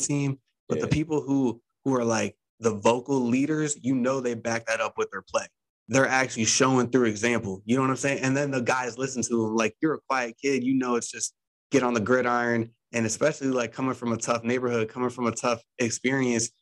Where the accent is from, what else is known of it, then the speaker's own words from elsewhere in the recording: Ohio, United States; I'm from Ohio